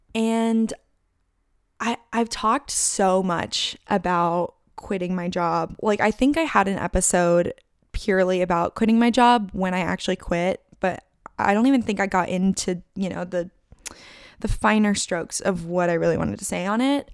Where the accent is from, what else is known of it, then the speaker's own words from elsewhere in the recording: Chandler, Arizona, United States; moved away as an adult; also born or lived in Tucson, Arizona / Boulder, Colorado; I don't really wanna live in my hometown